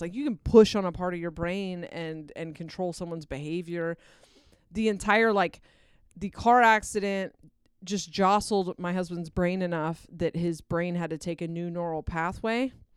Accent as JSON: {"language": "English", "region": "Delaware", "country": "United States", "tie": "born or raised there", "moved": "yes", "said": "I grew up partially in Delaware"}